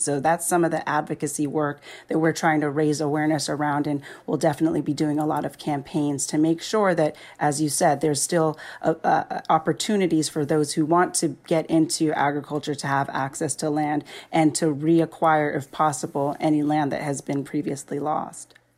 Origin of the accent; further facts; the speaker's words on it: Jamaica; moved away; I'm originally from Jamaica